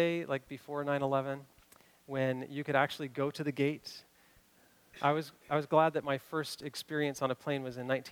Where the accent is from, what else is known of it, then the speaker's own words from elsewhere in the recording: Kentucky, United States; now in Washington, United States; I grew up in Kentucky